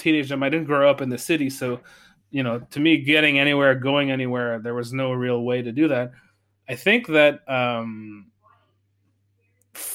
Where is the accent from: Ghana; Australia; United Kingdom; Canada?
Canada; Saguenay, Quebec; now in Montreal, Canada; I grew up in Saguenay.